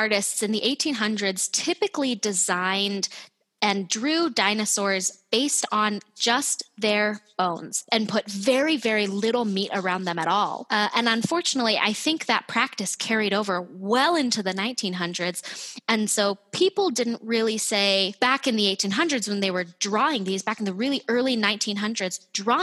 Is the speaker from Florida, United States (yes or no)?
no; Utah, United States; I'm from Utah